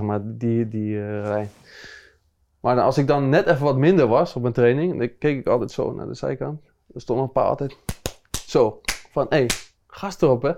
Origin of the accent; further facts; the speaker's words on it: Rotterdam, South Holland, Netherlands; ik kom uit Rotterdam, dus eh, dan groei je gewoon op met, met Feyenoord